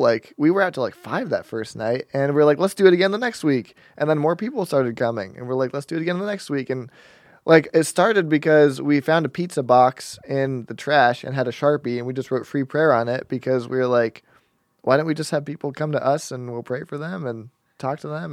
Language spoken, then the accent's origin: English; Denver, Colorado, United States; I was born in Denver, Colorado.